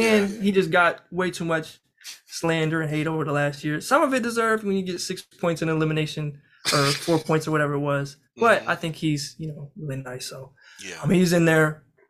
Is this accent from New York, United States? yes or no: no; Kansas, United States; I'm from Kansas.